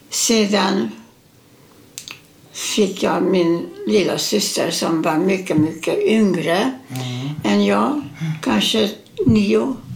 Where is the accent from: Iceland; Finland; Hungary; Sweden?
Hungary; Mátészalka, Szabolcs-Szatmár-Bereg; born there; Eh, ja, jag föddes i Ungern, Mate Sarka, nära rumänska gränsen.